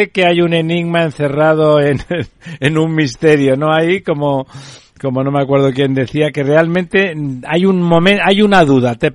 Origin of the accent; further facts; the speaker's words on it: Catalonia, Spain; now in Madrid, Spain; a mí personalmente, como catalán, aunque vivo en Madrid ahora